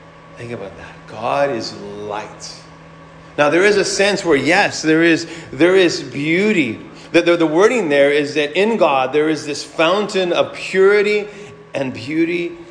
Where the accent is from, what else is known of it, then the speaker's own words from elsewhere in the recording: United States; we as American citizens